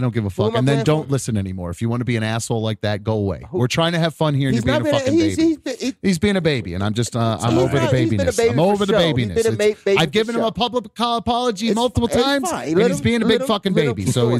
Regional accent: Chagrin Falls, Ohio, United States; It is Chagrin Falls. That is America's hometown, and is what I call my hometown

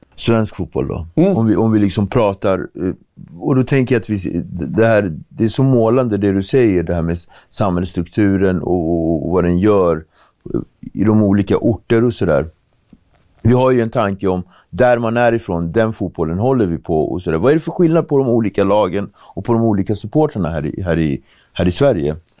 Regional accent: Cape Verde; now in Sweden; när jag var liten i Kap Verde

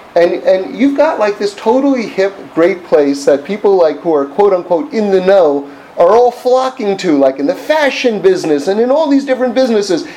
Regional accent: New York City, New York, United States; I grew up on the Upper West Side of, of, of Manhattan, like in the 70s

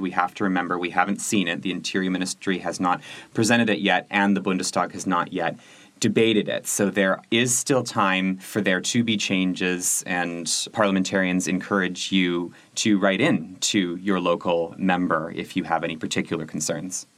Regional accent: Canada; now in Germany; I'm Canadian

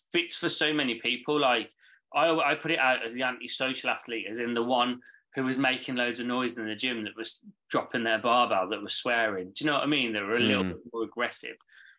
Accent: Birmingham, West Midlands, United Kingdom; moved away; I'm from Birmingham originally

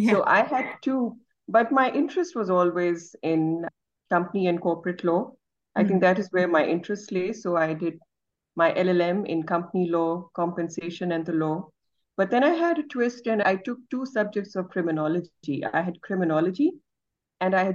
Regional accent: Lahore, Punjab, Pakistan; I'm joining you from Pakistan and specifically from Lahore. Great. This is where I grew up and this is where I work.

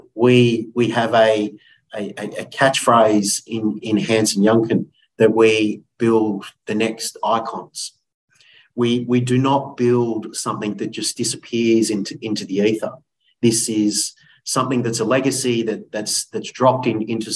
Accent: Sutherland Shire, New South Wales, Australia; I grew up in the Sutherland Shire, or the Shire.

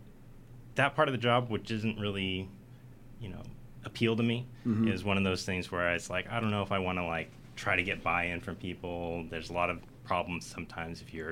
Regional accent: Beaverton, Oregon, United States; also born or lived in Southern California; born in California. Raised in Oregon

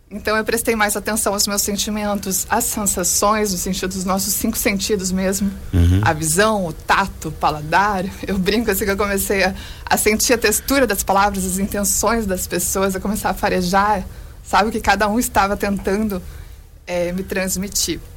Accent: Joinville, Santa Catarina, Brazil; o primeiro lançamento aqui em Joinville, que é minha terra natal.

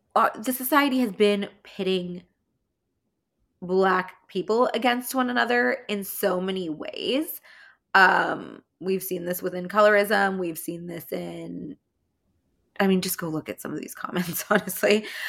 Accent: California, United States; accent: California; my California accent

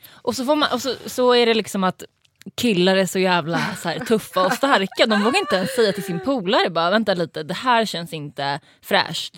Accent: Stockholm, Stockholm County, Sweden; now in Malmö, Sweden; jag kommer från Stockholm, men jag bor i Malmö.

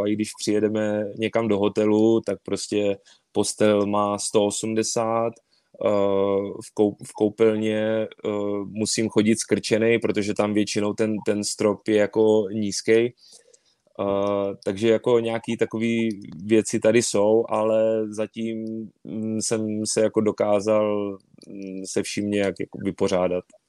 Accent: Czechia; moved away as an adult; also born or lived in Poland; now in Yokohama, Japan; u nás v Praze

